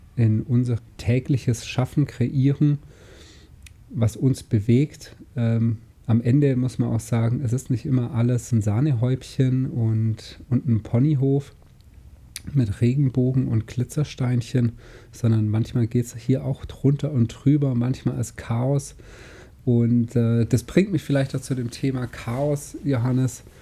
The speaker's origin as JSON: {"language": "German", "country": "Germany", "tie": "born or raised there", "said": "bin hier aufgewachsen im Bodensee"}